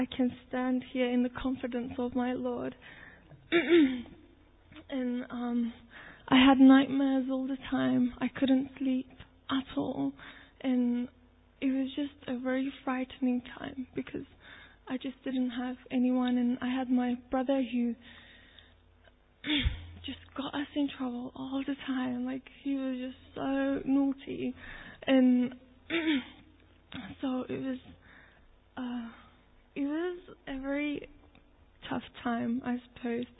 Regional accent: Turkey; moved away; I'm Turkish. I was born in Turkey

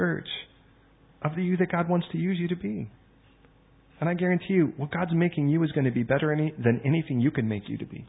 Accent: Chicago, Illinois, United States; I was born in Chicago

